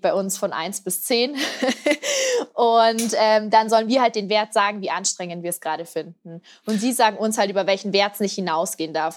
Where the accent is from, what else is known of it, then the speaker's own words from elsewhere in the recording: Piding, Bavaria, Germany; in meinem Heimatdorf in Pieding. Das ist da an der Grenze zu Österreich, ganz im Südosten von Bayern. Und da bin ich eben auch aufgewachsen.